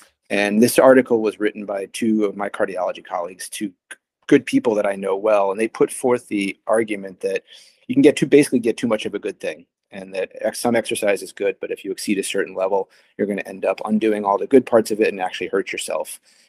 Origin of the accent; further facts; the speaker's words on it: Connecticut, United States; also born or lived in Arizona; now in Boston, United States; I'm not originally from Boston. I'm originally from Arizona and spent most of my childhood in Southern New England and Connecticut. But I have been in Boston for my entire medical career.